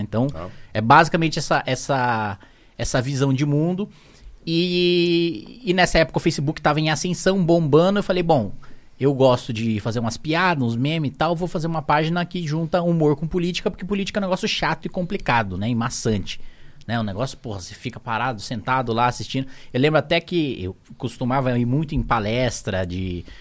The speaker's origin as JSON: {"language": "Portuguese", "town": "Indaiatuba", "region": "São Paulo", "country": "Brazil", "tie": "born or raised there", "also_born_or_lived": "Salto, São Paulo", "said": "eu nasci em Salto, interior de São Paulo, cidadezinha lá de Conheço. 100 mil habitantes. Linda. Fui criado em Indaiatuba, ali logo do lado"}